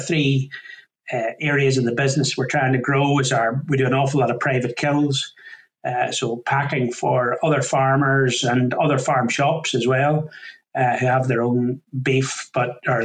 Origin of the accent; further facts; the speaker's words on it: County Down, Northern Ireland, United Kingdom; now in Lanarkshire, United Kingdom; not originally from these parts, originally from County Down in Northern Ireland